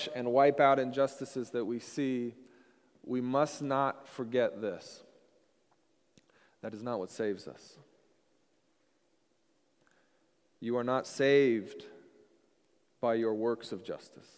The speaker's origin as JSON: {"language": "English", "region": "Washington", "country": "United States", "tie": "born or raised there", "also_born_or_lived": "Colorado", "moved": "yes", "said": "I grew up in Washington, so I was an ocean and a lake guy"}